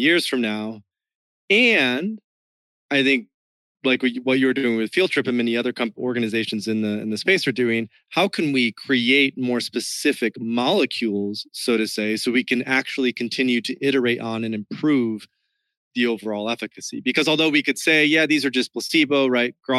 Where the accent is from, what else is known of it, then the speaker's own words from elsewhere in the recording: West Michigan, United States; now in Miami, United States; the culture that I grew up in West Michigan was even more conventional, like super Midwest conventional